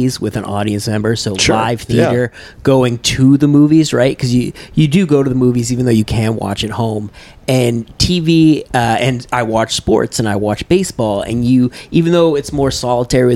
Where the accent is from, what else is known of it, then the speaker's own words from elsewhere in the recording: North Shore of Massachusetts, United States; now in New York City, United States; I grew up on the North Shore of Massachusetts